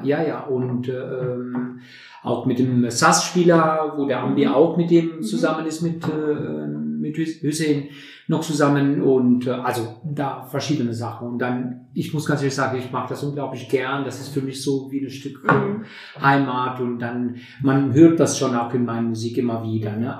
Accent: Durrës, Durrës County, Albania; German is a second language; moved away as an adult; also born or lived in Tirana, Albania; now in Neunkirchen, Germany; ich bin in Albanien geboren, wunderschön Albanien, in Doris, in einem Hafenstadt sozusagen, die größte Hafenstadt in Albanien. Und äh, dort habe ich, äh, ja, bis ich 24 äh, geworden bin, habe ich dort gelebt. Ne? Und dann meine Kindheit und meine Jugend

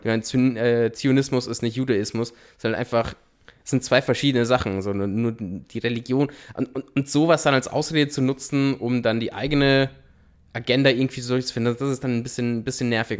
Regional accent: Austria; bei uns in Österreich

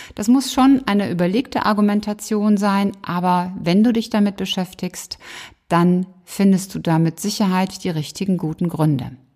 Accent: Cologne, North Rhine-Westphalia, Germany; in Köln, in meiner Heimat

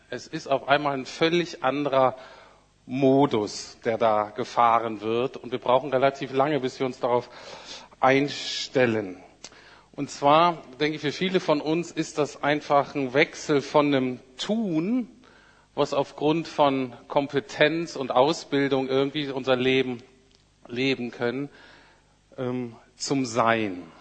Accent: Bremen, Germany; ich bin aus Bremen Nord. Wenn man in Bremen aus Bremen Nord kommt, das ist so ein Arbeiterviertel.

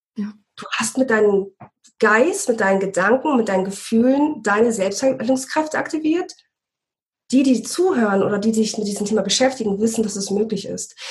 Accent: Bremen, Germany; moved away; wir kommen ursprünglich aus Bremen

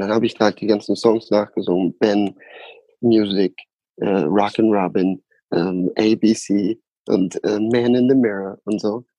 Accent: Osnabrück, Lower Saxony, Germany; da, wo ich aufgewachsen bin, ähm, war in Hollage, Osnabrück.

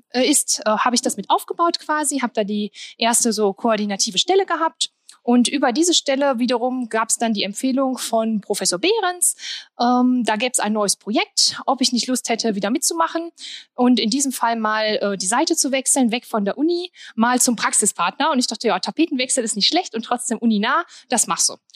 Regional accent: Sprockhövel, North Rhine-Westphalia, Germany; also born or lived in Wuppertal; ich bin äh, ja eigentlich aus Sprockhövel, aber es ist ja fast bergisch.

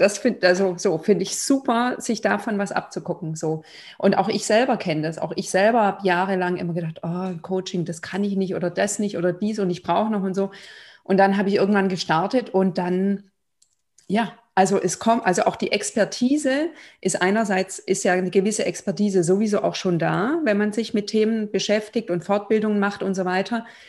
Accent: Germany; also born or lived in Lithuania / Israel / Berlin; Ich bin in Litauen geboren, aber in Deutschland aufgewachsen

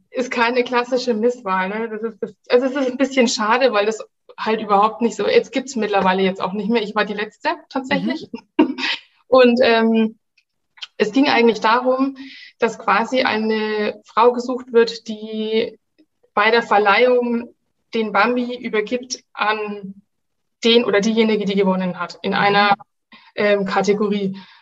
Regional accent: Nuremberg, Bavaria, Germany; ich komme aus Nürnberg

